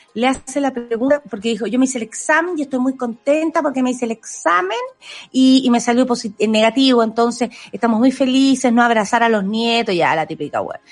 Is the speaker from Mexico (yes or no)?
no; Chile; ciudadana chilena